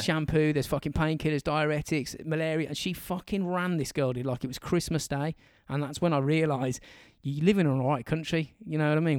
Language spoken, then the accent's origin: English; England, United Kingdom; we're English